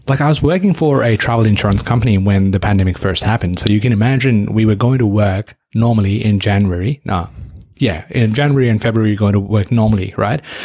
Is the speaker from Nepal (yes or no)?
yes; Nepal; moved away; My home country, Nepal